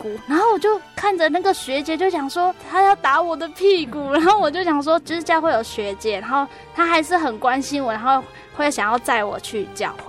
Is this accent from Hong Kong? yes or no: no; Taitung, Taitung County, Taiwan; 我们是离开我们的家族，我们是自己到台东去生活。